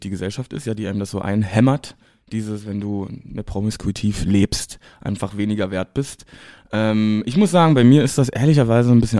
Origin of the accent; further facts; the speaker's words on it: East Germany, Germany; moved away as an adult; now in Berlin, Germany; ich komme ja aus dem Osten. Ähm, da konnte ich mich aufgrund vieler Gegebenheiten äh, nicht outen. Ich habe das also sehr spät gemacht, mit 21, äh, genau zu dem, zu dem Zeitpunkt, als ich auch nach Berlin gezogen bin.